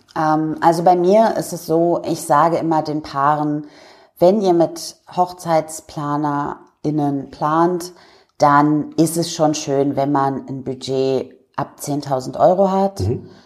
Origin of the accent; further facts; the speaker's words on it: near Hanover, Lower Saxony, Germany; moved away as an adult; also born or lived in England; now in Dresden, Germany; Ich komme ja ursprünglich aus der Nähe von Hannover